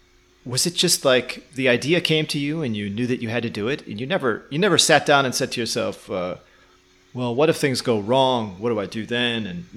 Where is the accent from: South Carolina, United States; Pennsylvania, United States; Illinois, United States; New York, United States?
Illinois, United States; Chicago; So if I say, yeah, I'm from Chicago and, you know, I was a truck driver before, that usually is enough.